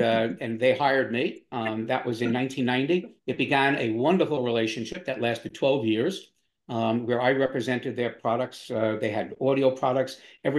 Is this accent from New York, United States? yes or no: yes; New York, United States; also born or lived in Florida; now in Wilmington, United States; But I missed the beach, which is where I grew up in New York and in Florida. So my wife's family is here in Wilmington, and we moved here, loved it, but had to figure out what I was going to do.